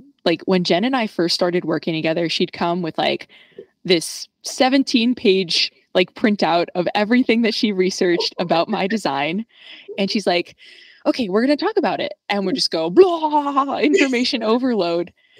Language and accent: English; New York, United States; growing up in New York